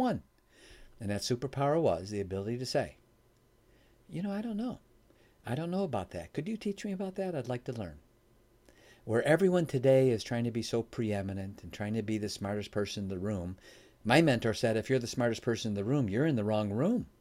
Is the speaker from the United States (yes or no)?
yes; Chicago, Illinois, United States; now in Michigan, United States; I live in Michigan now. I was born in Chicago